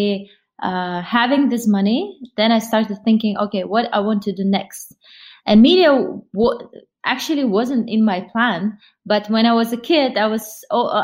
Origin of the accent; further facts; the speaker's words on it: Kazakhstan; I was born in Kazakhstan